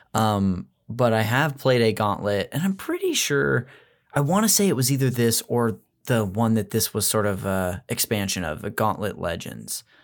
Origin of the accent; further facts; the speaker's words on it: Modesto, California, United States; I'm from Modesto, which is a town up north in the Central Valley